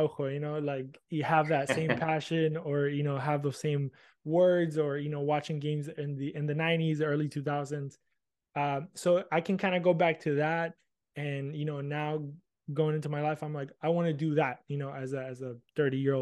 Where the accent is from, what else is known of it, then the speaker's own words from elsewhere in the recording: Argentina; now in United States; I growing up in Argentina as a little kid